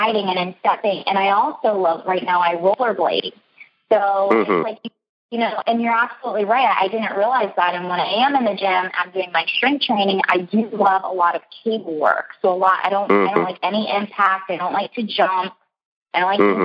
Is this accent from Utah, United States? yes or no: no; Florida, United States; I came from Florida